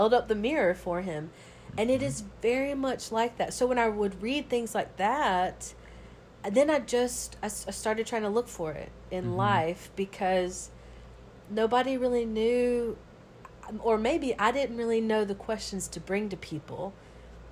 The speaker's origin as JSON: {"language": "English", "region": "Georgia", "country": "United States", "tie": "born or raised there", "moved": "yes", "lives_now": "New Orleans, United States", "said": "But growing up in the South, a good old Georgia girl."}